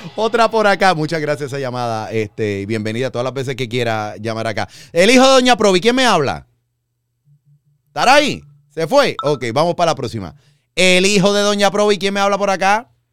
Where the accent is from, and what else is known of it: Puerto Rico